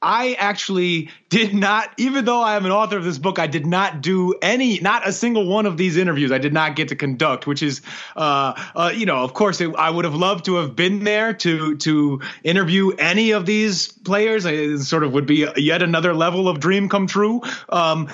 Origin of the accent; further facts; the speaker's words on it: New York, United States; I grew up in New York